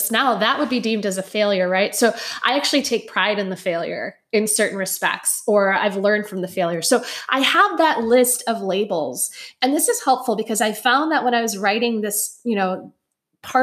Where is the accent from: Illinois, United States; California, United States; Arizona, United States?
Illinois, United States; Chicago; I was raised in Chicago in 1985 to a Puerto Rican family.